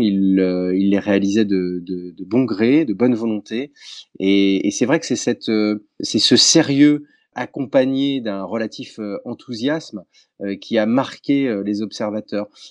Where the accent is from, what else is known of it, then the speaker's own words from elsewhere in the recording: France; chez nous en France